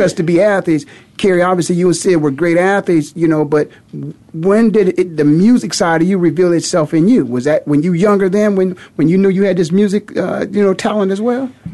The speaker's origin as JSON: {"language": "English", "town": "Canton", "region": "Ohio", "country": "United States", "tie": "born or raised there", "moved": "yes", "said": "I was just back in my hometown of Canton, Ohio"}